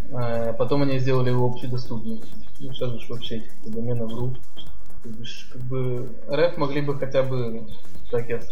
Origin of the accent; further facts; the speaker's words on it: Ukraine